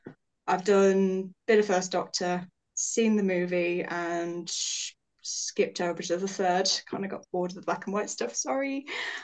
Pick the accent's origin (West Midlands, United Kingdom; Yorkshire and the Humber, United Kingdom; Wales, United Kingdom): West Midlands, United Kingdom; I'm 20 years old. I'm from the West Midlands in the UK.